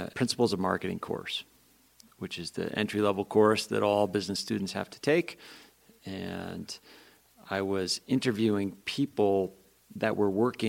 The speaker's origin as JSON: {"language": "English", "town": "Guilford", "region": "New Hampshire", "country": "United States", "tie": "born or raised there", "also_born_or_lived": "Philadelphia", "moved": "as an adult", "lives_now": "Montana, United States", "said": "I grew up in a small town in New Hampshire, Guilford."}